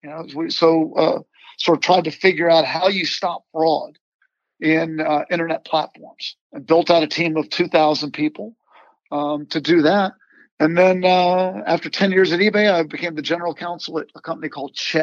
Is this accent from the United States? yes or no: yes; Virginia, United States; I grew up in Virginia